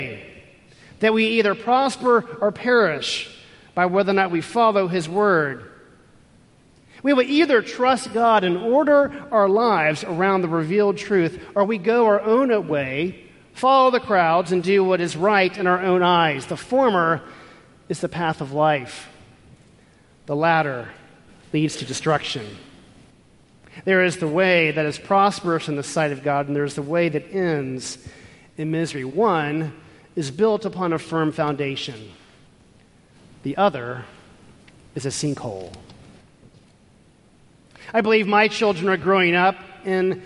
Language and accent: English; Houston, Texas, United States; Growing up in Houston, Texas